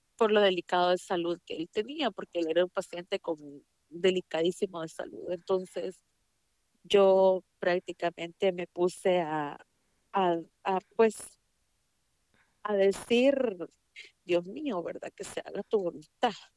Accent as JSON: {"language": "Spanish", "country": "El Salvador", "tie": "born or raised there", "moved": "yes", "lives_now": "United States", "said": "yo soy salvadoreña. Eh, estudié en El Salvador"}